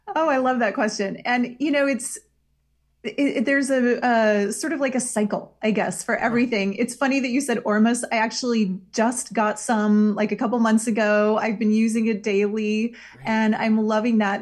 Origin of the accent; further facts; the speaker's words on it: Iowa, United States; moved away; Iowa. That's my where I'm from, my home state